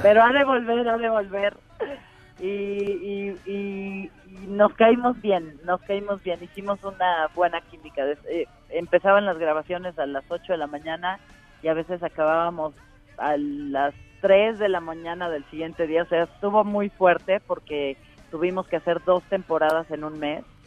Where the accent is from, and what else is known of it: Mexico